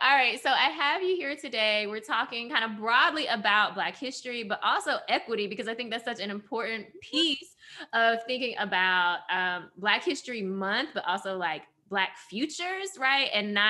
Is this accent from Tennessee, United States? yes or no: yes; Memphis, Tennessee, United States; I grew up here in Memphis, a city who owes its very existence to a Black man.